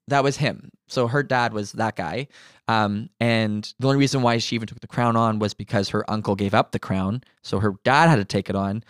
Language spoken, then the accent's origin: English; Ontario, Canada; now in Manitoba, Canada; my whole life, I was surrounded by Christians until we moved from Ontario to Manitoba.